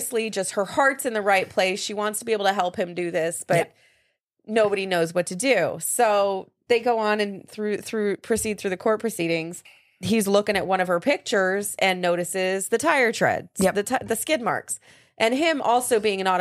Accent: Las Vegas, Nevada, United States; moved away; That's where my hometown was.

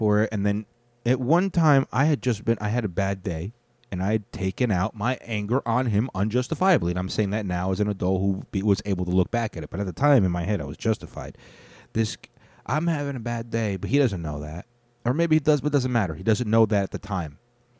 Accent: United States; Obviously. I'm an American.

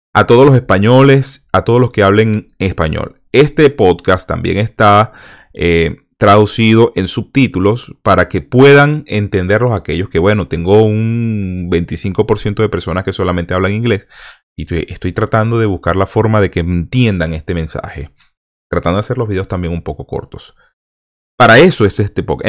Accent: Venezuela; moved away; venezolanos que salimos de Venezuela

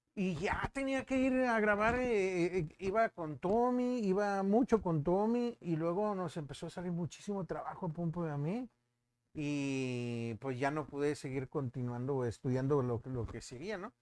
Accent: Monterrey, Nuevo León, Mexico; Soy regio 100%, soy de mero Monterrey

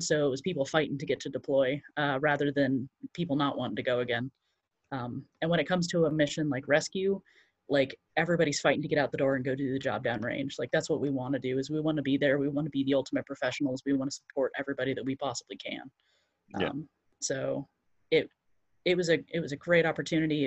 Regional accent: Central Florida, United States; I grew up in Central Florida

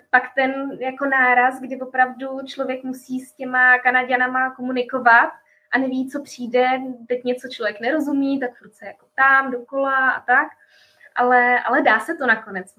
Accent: Prague, Czechia; moved away as an adult; now in Canada; My jsme Pražáci

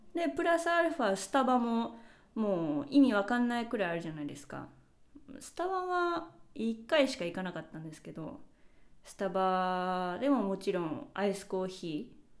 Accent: Japan; first language Japanese; moved away; 日本語で自分の母語

